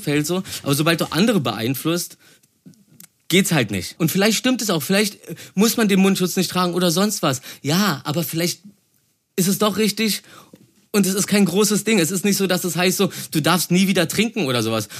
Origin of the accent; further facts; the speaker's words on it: Berlin, Germany; ich komme aus dem Märkischen Viertel